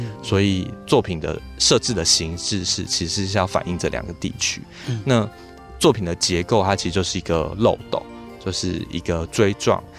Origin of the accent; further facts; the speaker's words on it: Pinglin, New Taipei, Taiwan; 那刚好这两年我在我的家乡就坪林执行的文化部的计划，其实就是在做水环境的议题